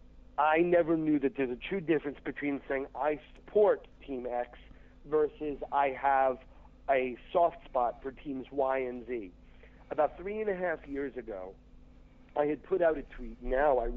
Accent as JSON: {"language": "English", "country": "United States", "tie": "born or raised there", "said": "Red Bulls are my hometown team"}